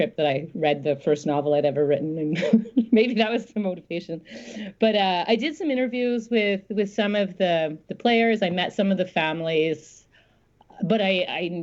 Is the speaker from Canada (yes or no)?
yes; Smithers, British Columbia, Canada; moved away; I grew up in a town called Smithers, which is about halfway along what's now referred to as the Highway of Tears